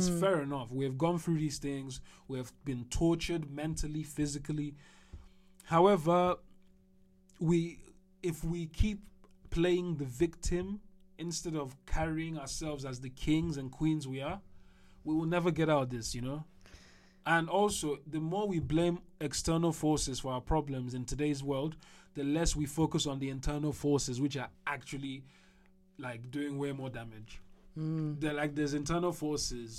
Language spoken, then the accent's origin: English; Nigeria; As a Nigerian